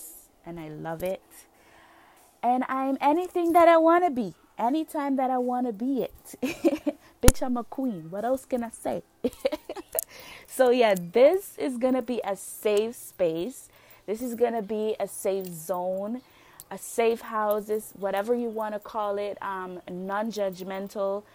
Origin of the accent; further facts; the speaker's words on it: Roatán, Bay Islands, Honduras; I'm from Roatan, Honduras